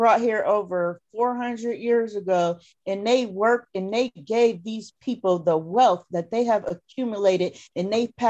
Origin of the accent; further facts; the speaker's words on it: New York, United States; moved away; I'm not from here. I'm from New York State.